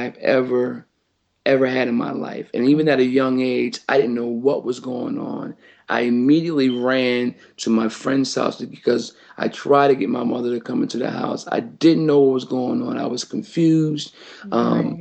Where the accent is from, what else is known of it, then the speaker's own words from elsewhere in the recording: Wilmington, Delaware, United States; I was born and raised in Wilmington, Delaware